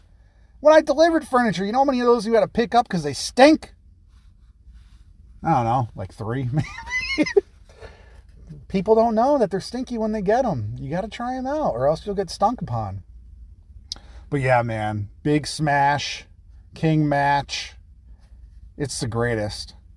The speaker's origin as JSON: {"language": "English", "country": "United States", "said": "We're Americans"}